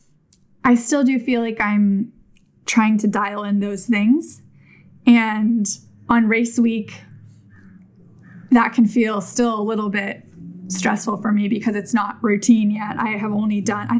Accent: Davis, California, United States; I grew up in Davis

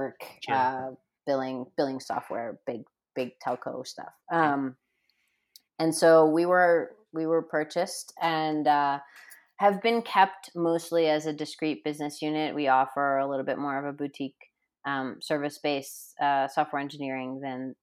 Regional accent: Rhode Island, United States; moved away as an adult; now in Denver, United States; now I'm in Denver, right? And I grew up in Rhode Island

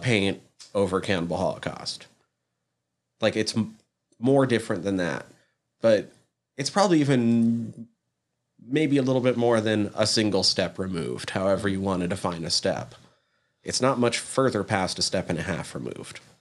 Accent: United States; as an American

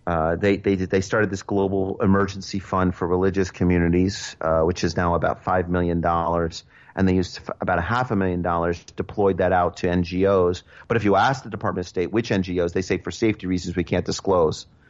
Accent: New York City, New York, United States; as a New Yorker

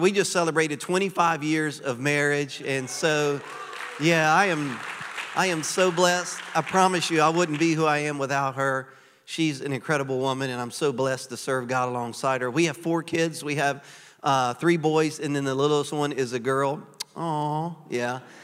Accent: Louisiana, United States; moved away as an adult; now in Florida, United States; I am originally from Louisiana. Cajuns.

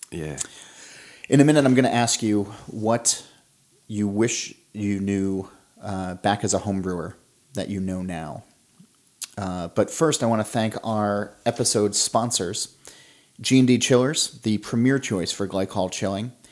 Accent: Australia; I'm Australian.

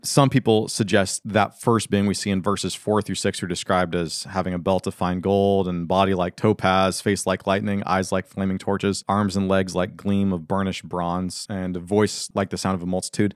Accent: United States; American Christians

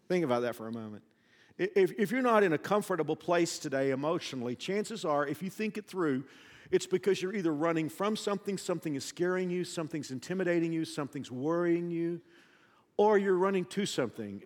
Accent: the South, United States; I'm from the South

